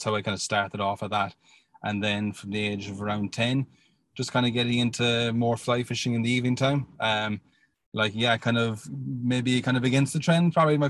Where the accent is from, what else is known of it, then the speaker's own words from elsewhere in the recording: Inishannon, Munster, Ireland; So I'm from Inishannon, like that. Like, we just, like, our family home is just on the Kinsale side of Inishannon.